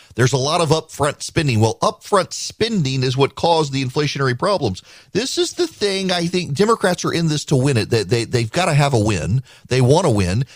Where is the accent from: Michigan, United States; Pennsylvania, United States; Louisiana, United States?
Louisiana, United States; now in Georgia, United States; I grew up in Louisiana